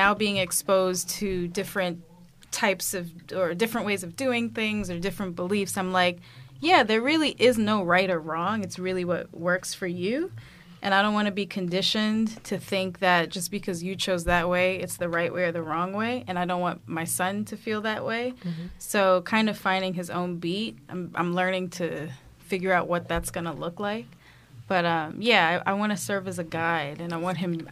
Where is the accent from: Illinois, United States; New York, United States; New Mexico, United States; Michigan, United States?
New York, United States; New York City; growing up in Brooklyn